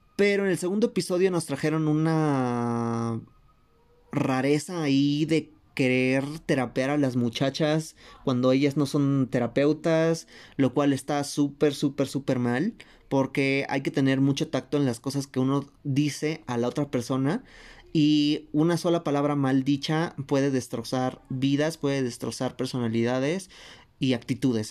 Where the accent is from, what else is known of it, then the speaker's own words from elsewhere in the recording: Mexico; nosotros como mexicanas